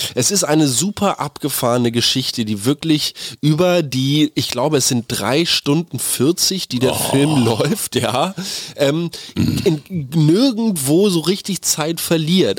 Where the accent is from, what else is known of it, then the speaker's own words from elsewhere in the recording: Germany; hier bei uns in Deutschland